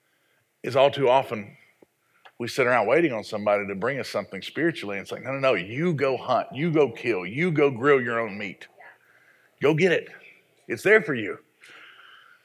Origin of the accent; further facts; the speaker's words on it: the South, United States; I was raised in the South, and we put gravy on everything